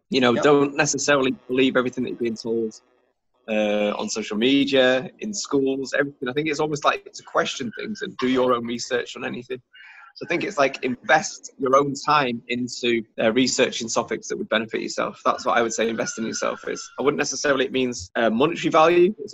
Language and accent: English; Germany; also born or lived in North Wales; So I was born and lived in Germany, and then I went to school in North Wales.